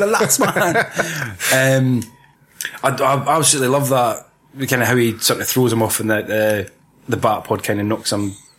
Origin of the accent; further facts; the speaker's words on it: Aberdeen, Scotland, United Kingdom; I'm from Aberdeen. Aye.